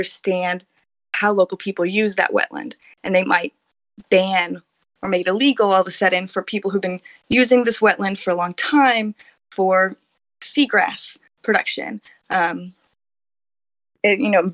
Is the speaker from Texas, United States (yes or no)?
yes; Texas, United States; moved away as an adult; now in Taiwan; in my home state of Texas